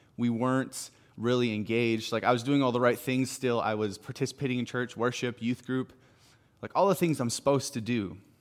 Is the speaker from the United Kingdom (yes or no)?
no; Salmon Arm, British Columbia, Canada; moved away as an adult; now in Kelowna, Canada; I'm from Sam and Arm.